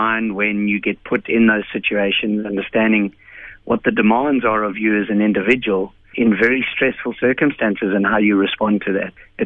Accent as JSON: {"language": "English", "country": "South Africa", "said": "as a South African"}